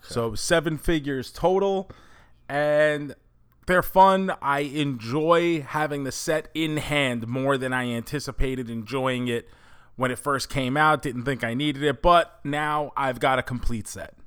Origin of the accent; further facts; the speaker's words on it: New York City, New York, United States; when we grew up in New York